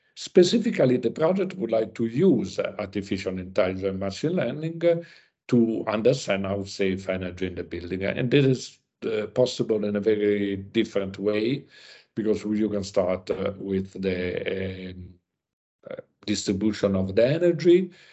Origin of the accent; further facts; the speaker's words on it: Italy; I came from Italy